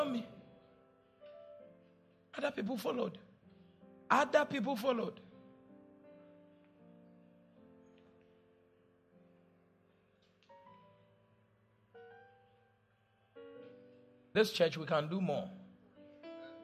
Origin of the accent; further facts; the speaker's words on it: Cape Coast, Central Region, Ghana; When I was growing up in Cape Coast